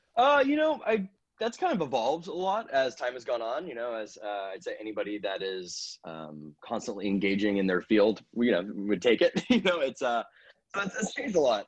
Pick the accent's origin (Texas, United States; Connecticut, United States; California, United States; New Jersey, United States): California, United States; Napa; moved away as an adult; also born or lived in Los Angeles; I grew up in Napa